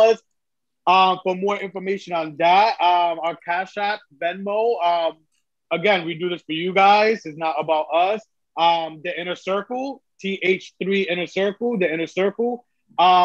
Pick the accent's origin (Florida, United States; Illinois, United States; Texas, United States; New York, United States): New York, United States; New York City; I'm born from the Bronx